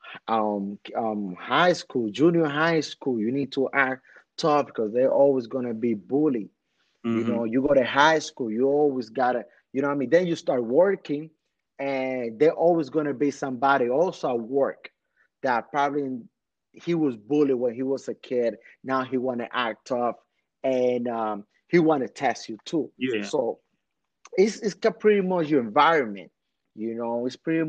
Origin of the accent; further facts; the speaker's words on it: Dominican Republic; moved away; also born or lived in Washington Heights, New York, United States; I came from Dominican Republic fresh.